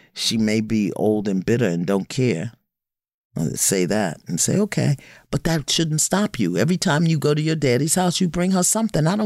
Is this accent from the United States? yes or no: yes; New York City, New York, United States; I come from Brooklyn